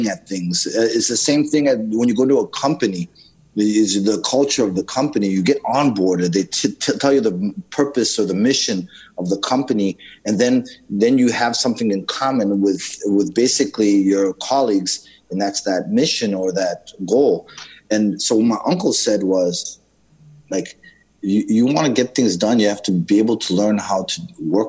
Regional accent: Zimbabwe; when I grew up in Zimbabwe

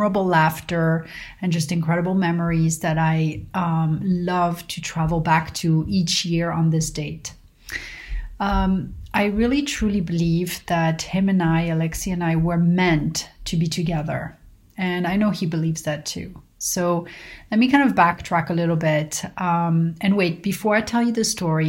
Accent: Paris, Île-de-France, France; moved away as an adult; also born or lived in South Carolina / New York; now in United States; I moved to the US from Paris, France, to go to college

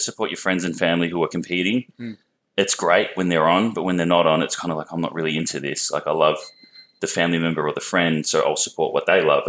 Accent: Melbourne, Victoria, Australia; also born or lived in Perth, Western Australia; I come from Melbourne.

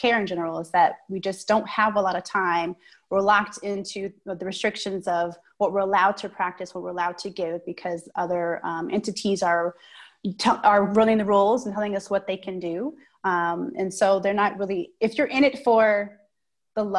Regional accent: Oakland, California, United States; now in Twin Cities, United States; I'm from the Bay Area, like you said, Oakland

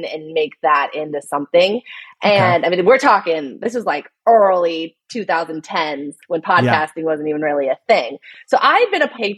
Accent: Fountain Valley, California, United States; also born or lived in Costa Mesa, California; I'm born and raised in Fountain Valley, California, which means nothing

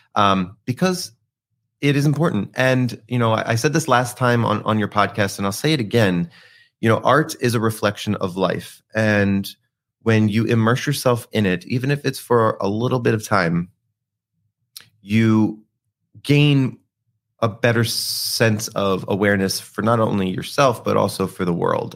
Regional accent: Philadelphia, Pennsylvania, United States; I'm from Philadelphia

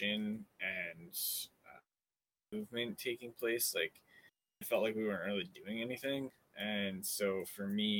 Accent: Edmonton, Alberta, Canada; now in British Columbia, Canada; I grew up in Alberta, Edmonton area, and been living here in BC my whole life since

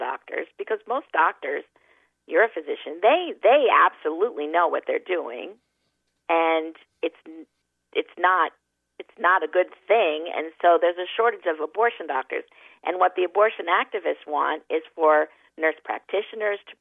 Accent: New York, United States; I'm a New Yorker

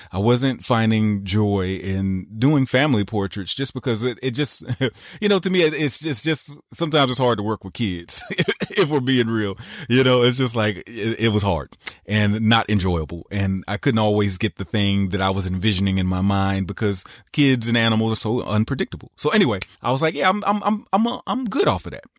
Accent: the South, United States; I grew up in the South

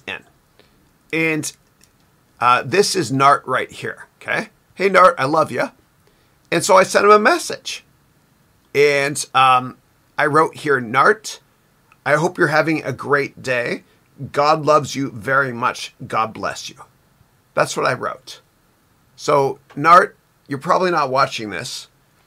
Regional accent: Canada; I'm Canadian.

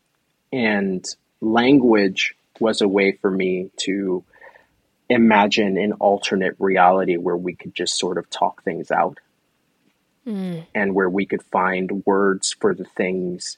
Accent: New York City, New York, United States; I come from the Bronx in New York. And it's an area of New York that, while I was growing up, was very friendly for me and friendly to me

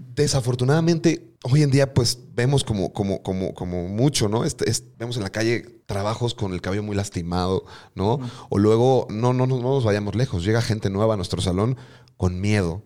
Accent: Mexico City, Mexico; accent: chilango; moved away as an adult; now in Mérida, Mexico; con mi acento chilango

